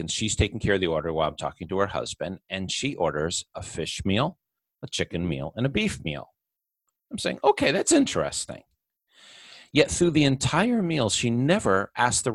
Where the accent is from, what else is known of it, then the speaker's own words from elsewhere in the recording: Middletown, New York, United States; I grew up in Middletown, New York